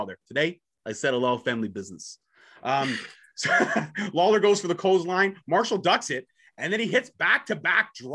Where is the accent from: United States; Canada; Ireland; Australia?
Canada; I'm Canadian born and bred